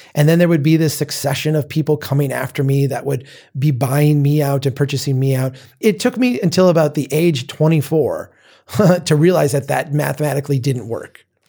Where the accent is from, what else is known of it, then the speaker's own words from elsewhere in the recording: Minnesota, United States; my home state